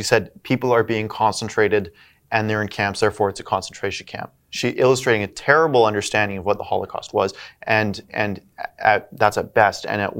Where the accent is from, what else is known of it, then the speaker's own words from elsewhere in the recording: Canada; as a Canadian